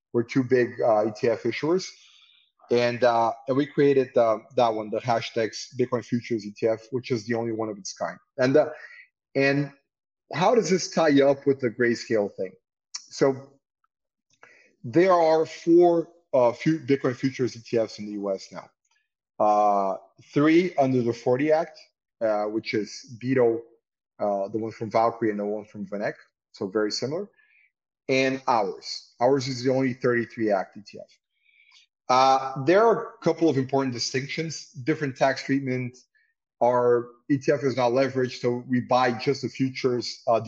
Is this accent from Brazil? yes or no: yes; Belém, Pará, Brazil; also born or lived in São Paulo / Rio de Janeiro; So although I'm kind of a Paulista. I was born in Belém, but my family's also from São Paulo. I had law school in São Paulo, but I lived in Rio for 15 years, and it's my city in the end.